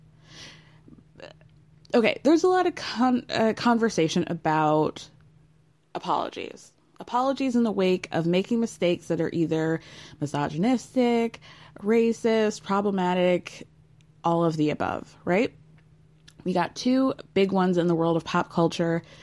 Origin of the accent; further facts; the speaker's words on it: Georgia, United States; I'm from Georgia